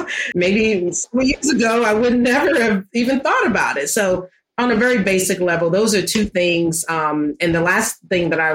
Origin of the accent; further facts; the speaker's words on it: New York City, New York, United States; when I was growing up in Harlem